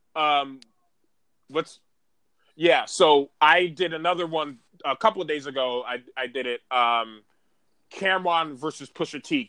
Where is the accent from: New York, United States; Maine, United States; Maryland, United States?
New York, United States; New York City; I'm from Harlem